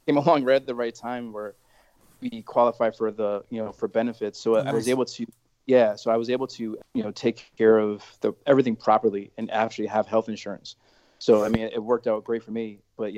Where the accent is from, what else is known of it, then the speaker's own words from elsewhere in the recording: Connecticut, United States; I've born and raised in Connecticut and live in New Haven